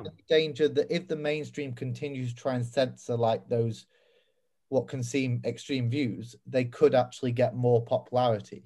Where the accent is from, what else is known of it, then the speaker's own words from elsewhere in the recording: United Kingdom; I'm a British conservative